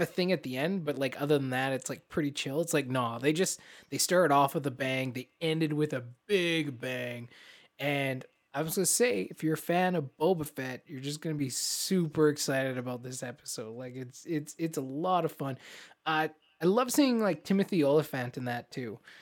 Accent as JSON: {"language": "English", "country": "Canada", "said": "As Canadians"}